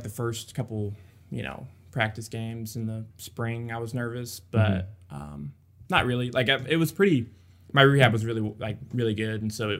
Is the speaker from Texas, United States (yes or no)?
yes; Dickinson, Texas, United States; So I'm from Dickinson, which is near Galveston, between Houston and Galveston. Grew up there my whole life.